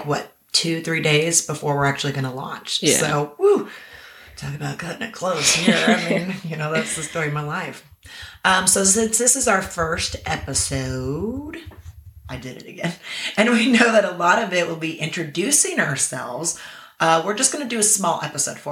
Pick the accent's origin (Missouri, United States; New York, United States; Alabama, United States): Missouri, United States; Kansas City; also born or lived in Tennessee; I was born and raised in Kansas City with a short stint living in Tennessee.